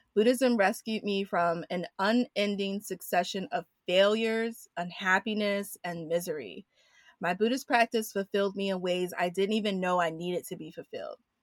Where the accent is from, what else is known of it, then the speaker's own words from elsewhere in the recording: New York City, New York, United States; also born or lived in Washington, D.C.; I was born in Washington, D C, but raised in Queens, New York.